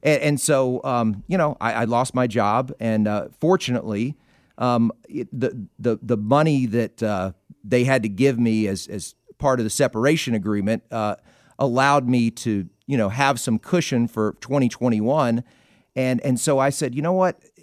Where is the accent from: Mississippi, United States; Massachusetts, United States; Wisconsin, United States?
Mississippi, United States; I was growing up in Mississippi